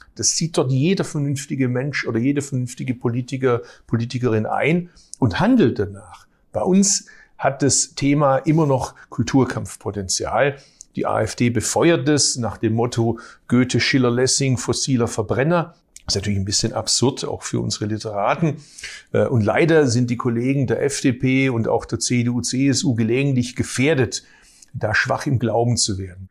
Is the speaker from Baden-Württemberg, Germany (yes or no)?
yes; Baden-Württemberg, Germany; ich komme aus Baden-Württemberg, ich komme aus einer Arbeiterfamilie.